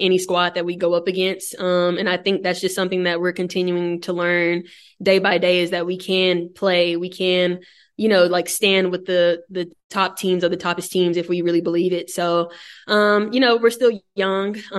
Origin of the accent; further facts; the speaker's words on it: Dallas, Texas, United States; moved away as an adult; now in Orlando, United States; I'm from Dallas